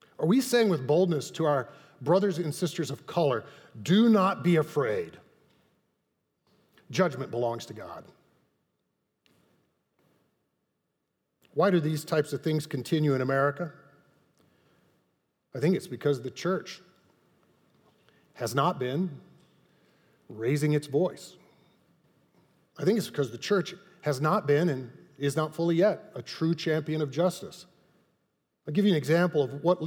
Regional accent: Texas, United States; That's how I was raised in Texas

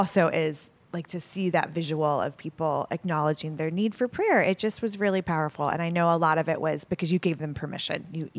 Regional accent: Texas, United States; also born or lived in North Wheaton; now in Wheaton, United States; I grew up in the South in Texas.

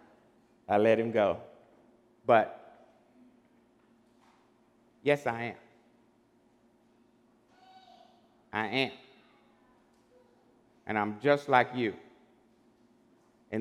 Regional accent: Beaumont, Texas, United States; Growing up in Beaumont years ago

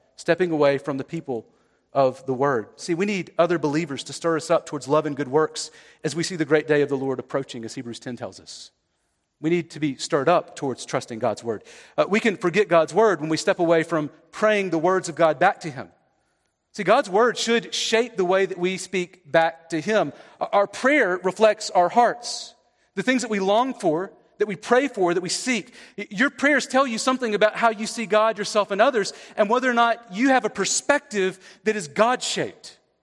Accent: the South, Southeast, United States; I'm from the South

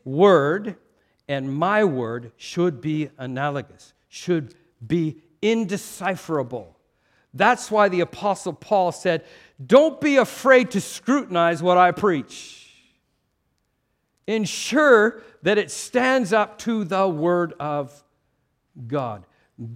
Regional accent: Canada; a culture like mine, Canadian

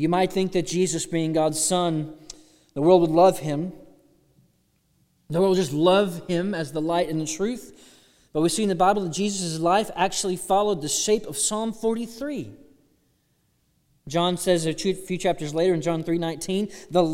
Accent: Austin, Texas, United States; now in Alabama, United States; I'm from Austin, Texas.

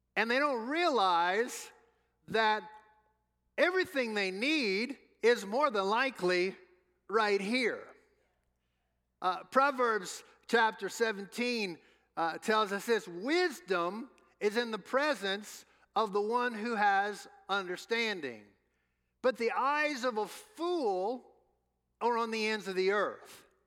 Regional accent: New Orleans, Louisiana, United States; moved away; we're from New Orleans, home of the New Orleans Saints

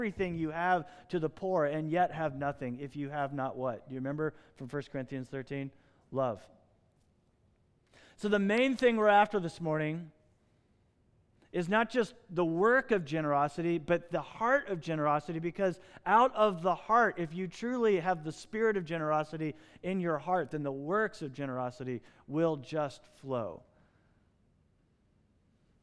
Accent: United States; I was born in the United States

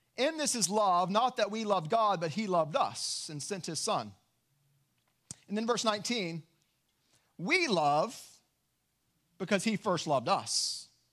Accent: West Texas, United States; Growing up in West Texas

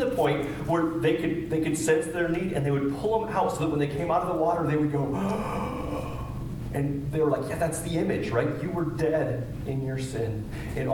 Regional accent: Kewanee, Illinois, United States; growing up in Kewaunee, not far from here

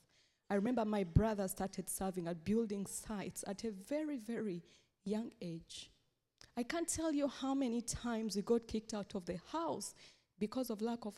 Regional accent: Uganda; I come from Uganda

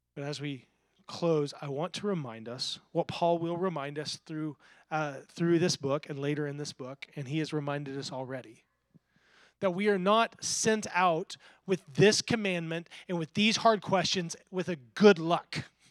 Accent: the Bible Belt, United States; I grew up in the Bible Belt

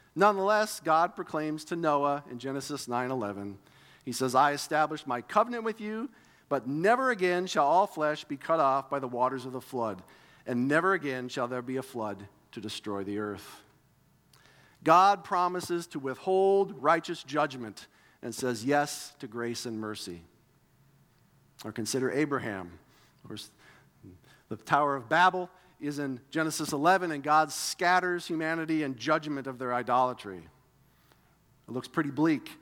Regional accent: United States; growing up in America

